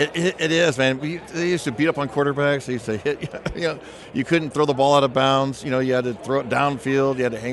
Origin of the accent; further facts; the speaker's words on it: California, United States; because I grew up in Southern California, and I go watch the LA Rams, right?